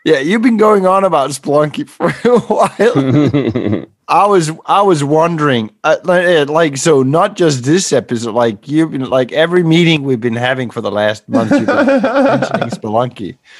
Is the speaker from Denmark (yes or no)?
yes; Denmark; I'm from Denmark